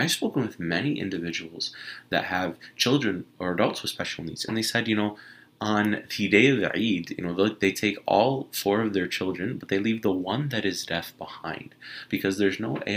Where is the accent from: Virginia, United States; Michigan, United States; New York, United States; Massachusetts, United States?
Michigan, United States; I'm from Michigan.